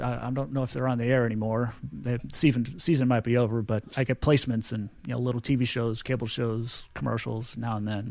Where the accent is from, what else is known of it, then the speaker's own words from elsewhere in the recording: St. Louis, Missouri, United States; also born or lived in Springfield, Missouri; I grew up in Saint Louis, Missouri